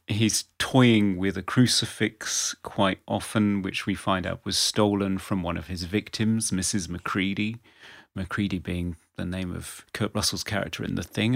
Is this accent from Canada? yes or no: no; England, United Kingdom; as an English person